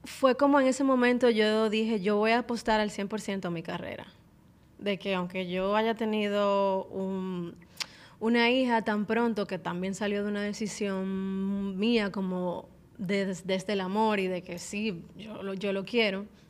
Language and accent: Spanish; Dominican Republic; soy cantante, artista dominicana, soy mamá